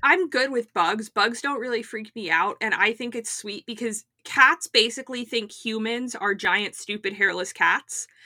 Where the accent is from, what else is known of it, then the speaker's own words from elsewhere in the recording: Florida, United States; now in Atlanta, United States; I grew up in Florida.